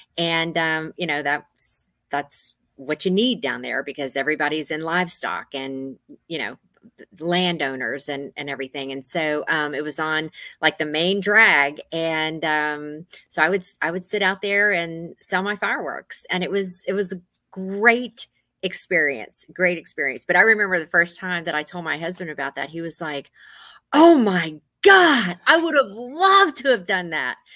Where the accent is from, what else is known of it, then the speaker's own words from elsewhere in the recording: Gonzales, Texas, United States; moved away as an adult; also born or lived in Houston, Texas; now in Northern Virginia, United States; I grew up in Gonzales, Texas, born in Houston, Texas